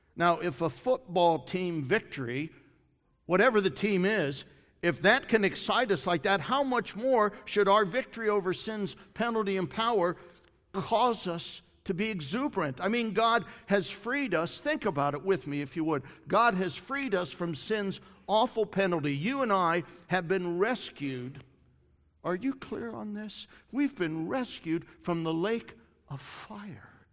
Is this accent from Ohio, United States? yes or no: yes; Columbus, Ohio, United States; I grew up in Columbus. I went to Ohio State